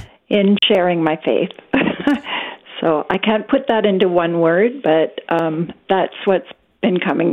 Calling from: British Columbia, Canada; I'm calling from British Columbia, Canada.

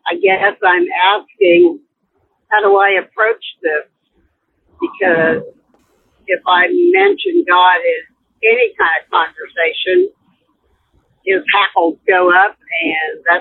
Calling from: Kansas, United States; I'm calling from Kansas.

